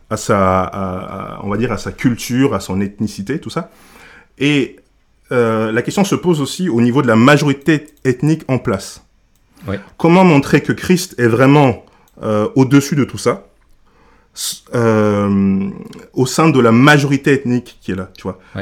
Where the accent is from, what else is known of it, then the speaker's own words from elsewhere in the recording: Senegal; now in Grenoble, France; je viens du Sénégal, j'arrive au, j'arrive en France